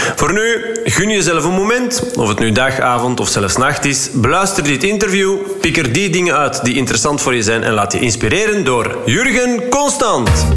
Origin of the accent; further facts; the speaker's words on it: Flanders, Belgium; wij als Vlaming.